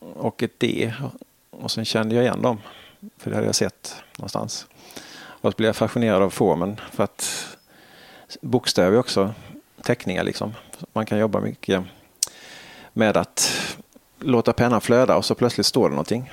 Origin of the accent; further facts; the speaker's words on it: Halmstad, Halland County, Sweden; moved away; man har gått mycket som liten i Halmstad